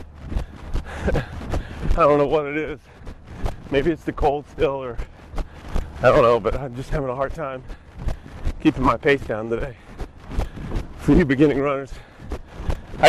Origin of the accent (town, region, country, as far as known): Norco, Louisiana, United States; born or raised there